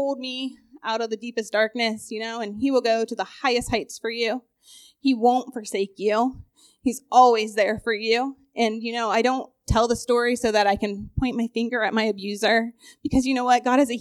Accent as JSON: {"language": "English", "town": "Newark", "country": "United States", "tie": "born or raised there", "said": "I grew up here in Newark"}